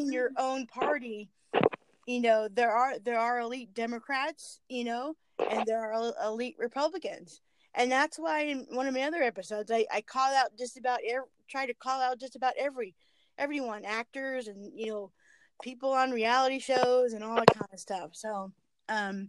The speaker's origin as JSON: {"language": "English", "region": "California", "country": "United States", "tie": "born or raised there", "moved": "as an adult", "lives_now": "North Carolina, United States", "said": "I was born and raised in California"}